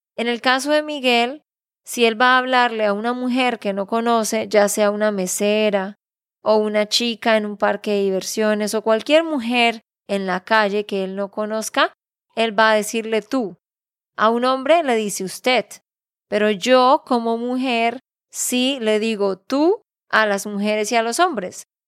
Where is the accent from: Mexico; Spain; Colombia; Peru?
Colombia; Santander; de Santander, Colombia